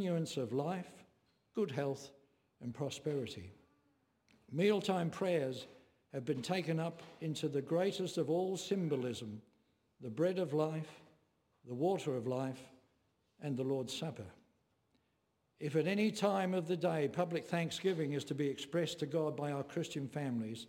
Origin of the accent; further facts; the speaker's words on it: England, United Kingdom; when I was growing up in England